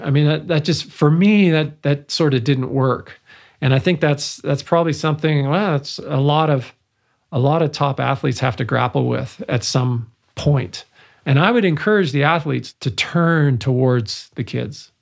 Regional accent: Vancouver, British Columbia, Canada; first language English; moved away; also born or lived in Montreal; growing up in Vancouver

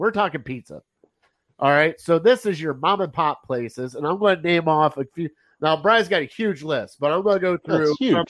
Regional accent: West Lafayette, Ohio, United States; I grew up in West Lafayette.

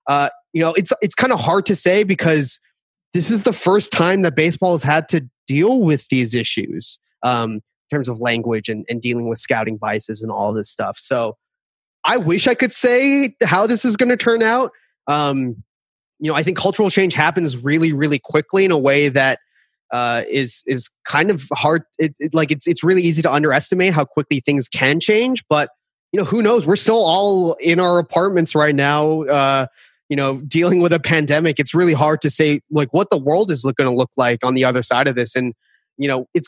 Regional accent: Boston, Massachusetts, United States; I am from Boston, so I do have a Boston bias here.

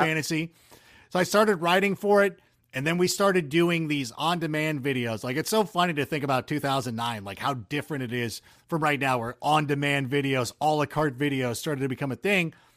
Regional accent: Southern California, United States; born or raised there; also born or lived in Chicago

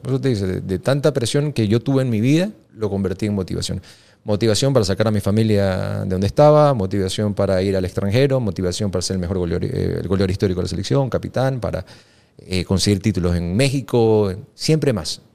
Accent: Ecuador; como, como ecuatoriano

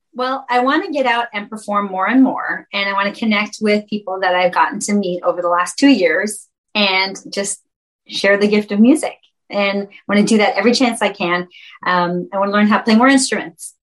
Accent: Canada; I'm from Canada

